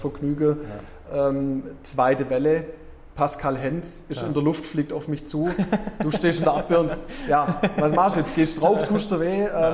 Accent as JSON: {"language": "German", "town": "Herrenberg", "region": "Baden-Württemberg", "country": "Germany", "tie": "born or raised there", "also_born_or_lived": "Erlangen / Ludwigsburg / Kuppingen", "said": "Tatsächlich bin ich in, äh, Mönchberg aufgewachsen"}